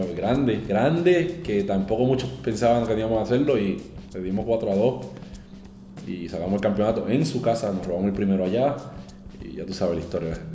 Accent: Carolina, Puerto Rico; also born or lived in Loíza; en Carolina, en mi pueblo

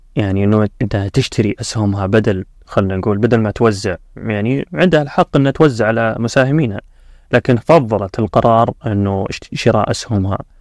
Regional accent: Saudi Arabia; عندنا في السعودية

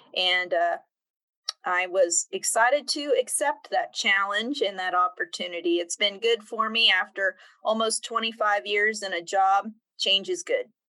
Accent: Emporia, Kansas, United States; I was born and raised in Kansas. Um, I grew up in Emporia, active in the Lyon County 4 H program there

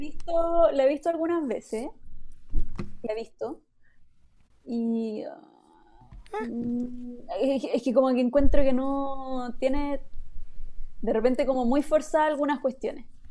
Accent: Chile

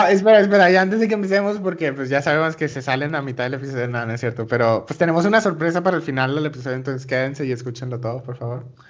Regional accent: Venezuela; yo soy de Venezuela.

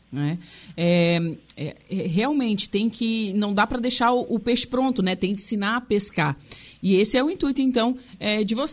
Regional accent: Torres, Rio Grande do Sul, Brazil; also born or lived in Sombrio; eu sou de Torres e morei muito tempo em Sombrio.

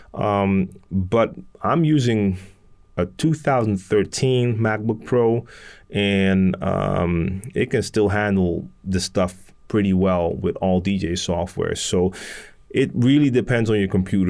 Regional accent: Amsterdam, North Holland, Netherlands; I'm from Amsterdam, born and raised, and I live in Amsterdam in the Netherlands.

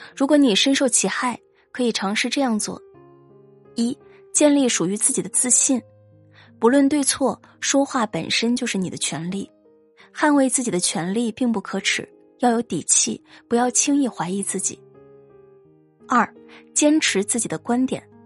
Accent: Guangdong, China; 我是潮汕人，估计大部分出生在潮汕家庭的孩子都会有明显的感觉

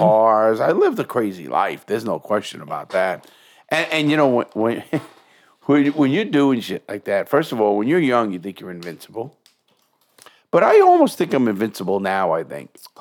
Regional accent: New York, United States; moved away; also born or lived in Fort Lauderdale; I'm from New York

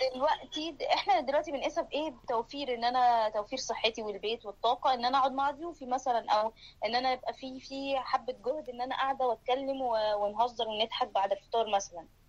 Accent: Egypt; moved away; بنتجمع كمصريين

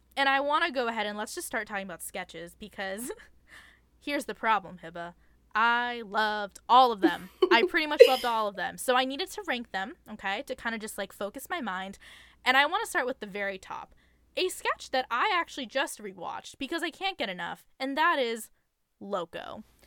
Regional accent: California, United States; I too was a Californian suburban teen

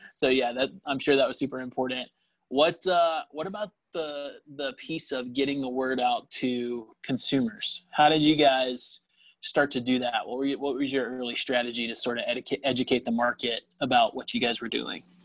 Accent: Lilburn, Georgia, United States; I grew up uh, here in Lilburn, so not too far away

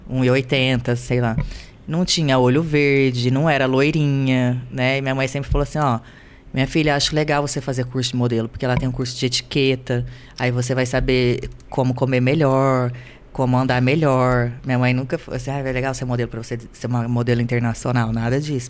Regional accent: Londrina, Paraná, Brazil; moved away as an adult; also born or lived in Grandes Rios, Brazil; now in Rio de Janeiro, Brazil; eu vim de Grandes Rios, depois para Londrina

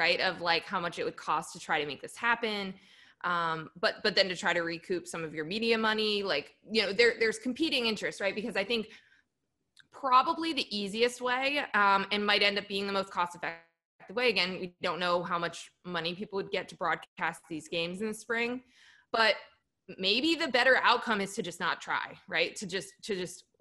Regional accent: New Jersey, United States; moved away as an adult; also born or lived in Michigan; I grew up in New Jersey

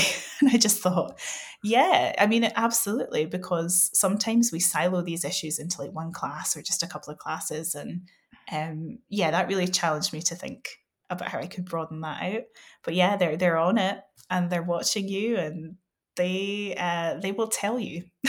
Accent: West Coast of Scotland, United Kingdom; I come from the West Coast of Scotland

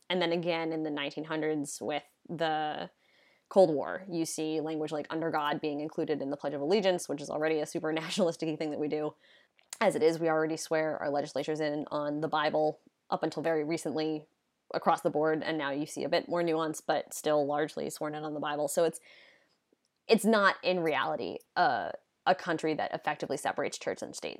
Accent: United States; In the U S, we have this idea that we live in a country that separates church and state

